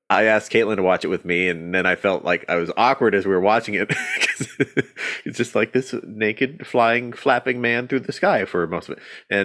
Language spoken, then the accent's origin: English; Washington, United States; Growing up in Washington